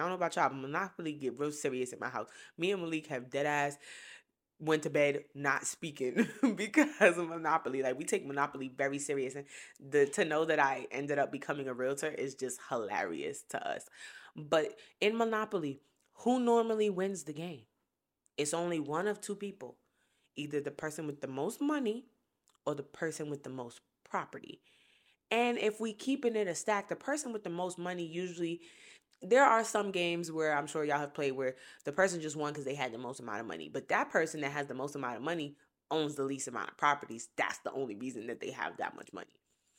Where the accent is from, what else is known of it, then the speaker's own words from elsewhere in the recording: Brooklyn, New York, United States; now in Columbia, United States; I am from Brooklyn, New York. So is my husband. We some motherfucking city kids. And we now own our first property in Columbia, South Carolina.